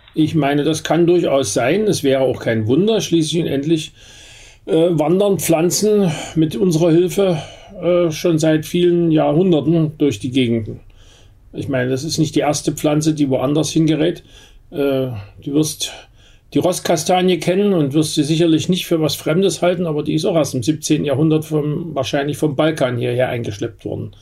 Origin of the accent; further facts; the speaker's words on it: Berlin, Germany; bei uns in Berlin